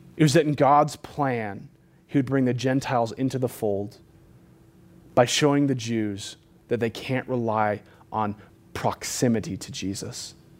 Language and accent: English; California, United States; moved away; I'm from California.